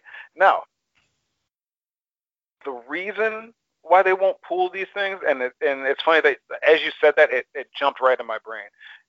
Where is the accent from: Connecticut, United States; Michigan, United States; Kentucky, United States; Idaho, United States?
Michigan, United States; Ann Arbor; also born or lived in Detroit; I grew up primarily in Ann Arbor, Michigan. And Ann Arbor, Michigan, Metro DC, Metro Detroit. So thereby, I was exposed to excellent school systems. I have never gone to a shitty school. Even when we moved back to the city, when we moved back to Detroit